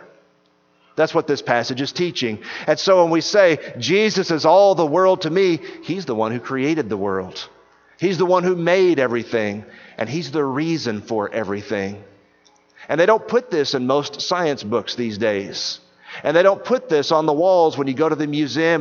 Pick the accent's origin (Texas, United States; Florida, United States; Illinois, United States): Texas, United States; East; I grew up in East Texas